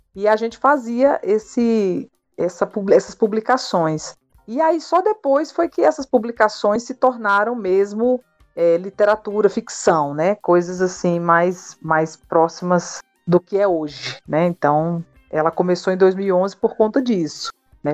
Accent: Northeast Brazil, Brazil; nós somos nordestinos, nossa família

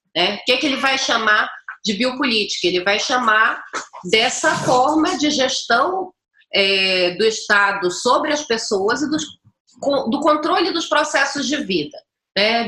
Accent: Pará, Brazil; eu sou paraense

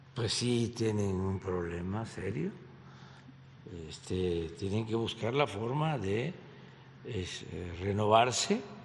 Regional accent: Tepetitán, Tabasco, Mexico; a mi pueblo, a Tepetitán

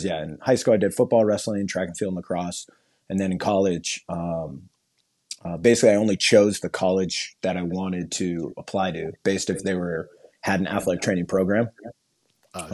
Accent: Garden Grove, California, United States; moved away as an adult; also born or lived in Long Beach, California / Anaheim, California / New York; I was born in Long Beach and then I went grew up basically in Garden Grove

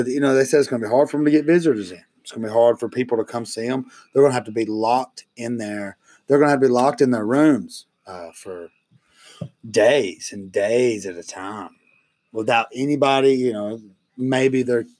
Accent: Alabama, United States; our home state.

